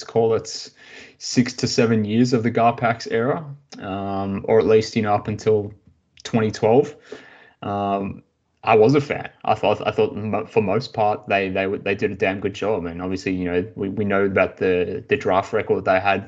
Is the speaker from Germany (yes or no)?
no; Australia; growing up in Australia